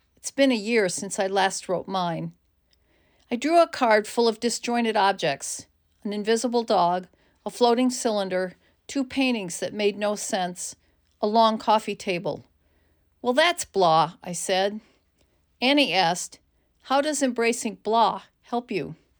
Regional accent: United States; As an American woman

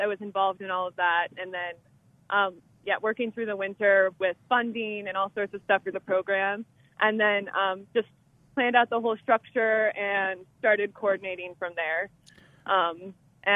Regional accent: Minnesota, United States; moved away as an adult; now in Colorado, United States; I grew up in Minnesota

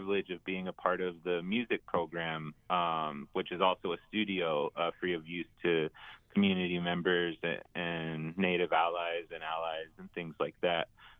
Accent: Crow Creek, Eagle Butte, South Dakota, United States; also born or lived in Fort Thompson, South Dakota / Philadelphia; I'm from Crow Creek. I'm from Eagle Butte. I grew up in those two places.

